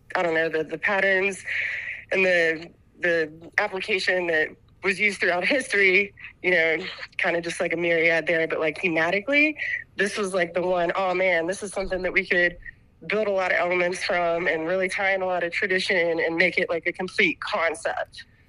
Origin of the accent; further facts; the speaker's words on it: West Virginia, United States; I grew up in West Virginia